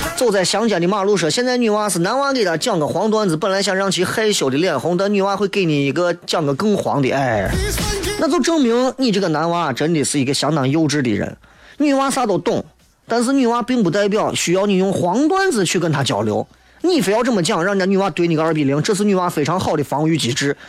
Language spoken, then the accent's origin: Chinese; Xi'an, Shaanxi, China; 我们还是要坚定不移的向着我们西安人。向着我们中国人的这种传统的观念去靠近